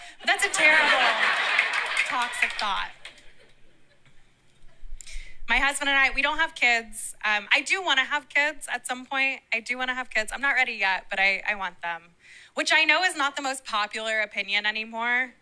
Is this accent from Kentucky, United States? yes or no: yes; Kentucky, United States; moved away; I grew up in Kentucky.